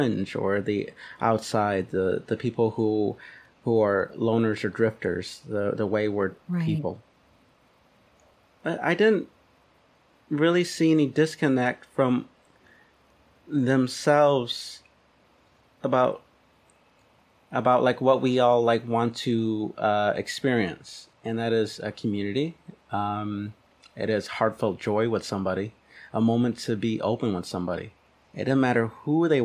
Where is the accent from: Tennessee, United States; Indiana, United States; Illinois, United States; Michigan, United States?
Michigan, United States; Detroit; coming from Detroit, actually. I was born in Detroit, and I kind of went out throughout the city meeting all kinds of different people